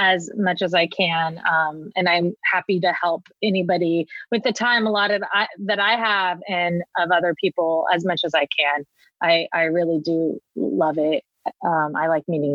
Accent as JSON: {"language": "English", "area": "Orange County", "region": "Southern California", "country": "United States", "tie": "born or raised there", "said": "I was born and raised in Southern California. I grew up in Orange County"}